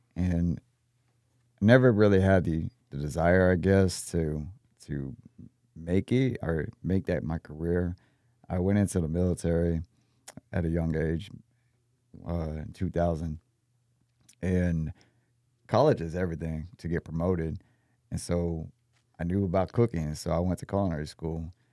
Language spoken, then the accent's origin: English; Texas, United States; also born or lived in Austin, Texas / San Antonio, Texas; I'm from Texas.